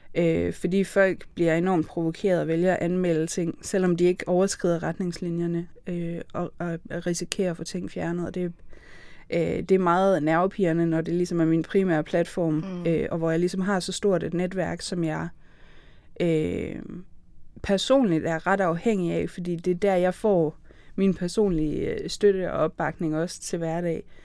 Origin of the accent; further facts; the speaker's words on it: Aarhus, Central Denmark Region, Denmark; jeg er Aarhusianer hvis nogen ikke kunne høre det.